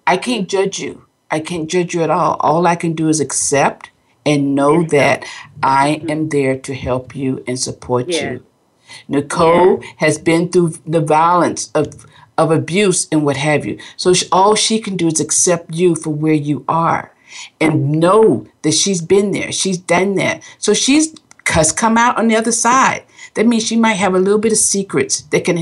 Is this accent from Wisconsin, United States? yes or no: no; West Palm Beach, Florida, United States; now in California, United States; I'm from West Palm Beach, Florida, where the family's always been